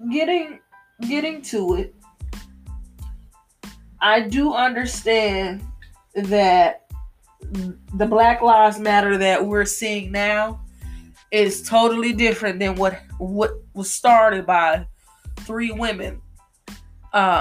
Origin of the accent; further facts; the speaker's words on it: United States; I do live in America. I am an American